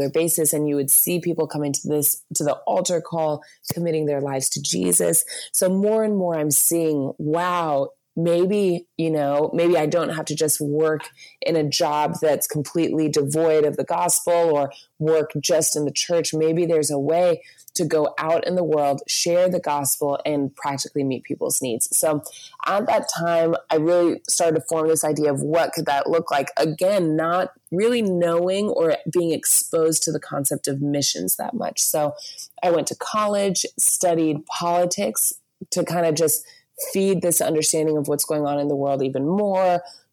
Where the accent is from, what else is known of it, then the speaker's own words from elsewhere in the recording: Virginia Beach, Virginia, United States; I grew up in Virginia Beach in just total suburbs and kind of beach town mix.